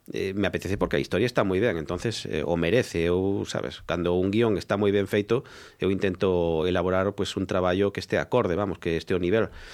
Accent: Galicia, Spain; para min é unha forma de darme a coñecer na miña terra

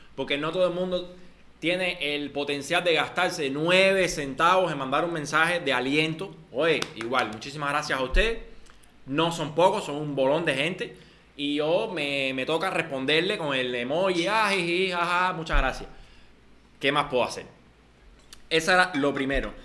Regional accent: Cuba

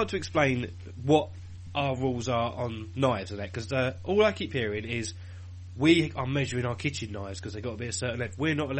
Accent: United Kingdom; We're British

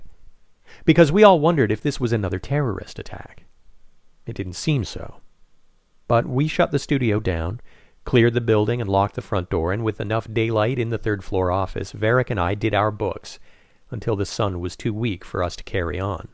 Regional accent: Saint-Jean-sur-Richelieu, Quebec, Canada; moved away as an adult; now in New York City, United States; My hometown of Saint-Jean

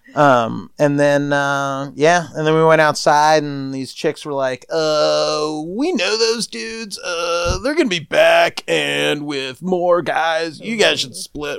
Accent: East Coast, United States; We're ugly people from the East Coast

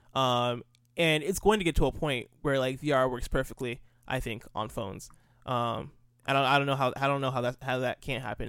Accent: United States; also born or lived in Nigeria; I grew up in America, uh, lived in America from ages zero to ten. Uh, when I turned eleven, moved to Nigeria. Lived in, lived in Nigeria for two years and then moved back

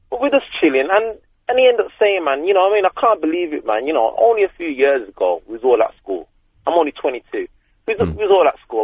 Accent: Birmingham, West Midlands, United Kingdom; I'm from Birmingham myself.

